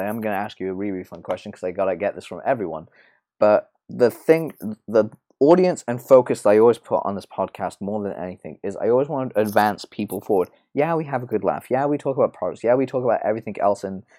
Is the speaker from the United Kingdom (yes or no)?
yes; England, United Kingdom; yeah, I grew up in England. I grew up in, I live in London, so.